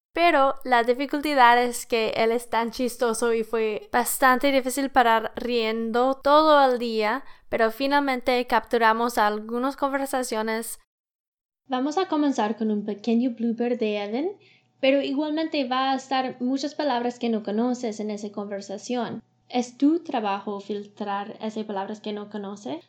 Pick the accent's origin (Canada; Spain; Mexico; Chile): Canada; Spanish is a second language; I'm an engineer from Canada.